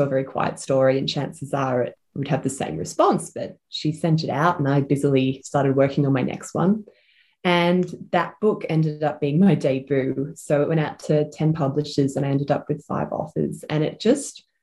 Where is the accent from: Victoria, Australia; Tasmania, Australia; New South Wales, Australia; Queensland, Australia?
Victoria, Australia; Ormond; also born or lived in Malvern; now in Silvan, Australia; I grew up in my grandma's house with my mum in Ormond, so sort of Bayside